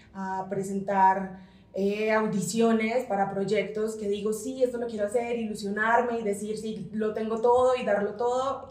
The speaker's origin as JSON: {"language": "Spanish", "country": "Colombia", "moved": "as an adult", "lives_now": "Mexico City, Mexico"}